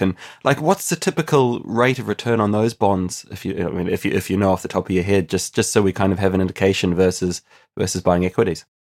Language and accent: English; New Zealand; moved away as an adult; now in Ireland; I'm actually originally from New Zealand, but I've been living on an island now for almost ten years